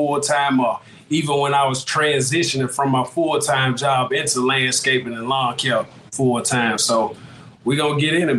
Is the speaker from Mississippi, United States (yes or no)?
yes; South Mississippi, United States; from Kingdom Lawn Care. Man, we out of South Mississippi.